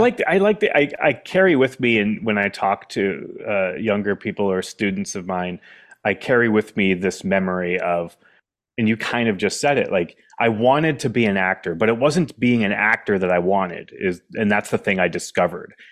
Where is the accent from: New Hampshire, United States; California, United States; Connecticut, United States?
New Hampshire, United States; Keene; moved away as an adult; also born or lived in Washington, D.C. / Boston; I had written another play based in my hometown called Welcome to Keene, New Hampshire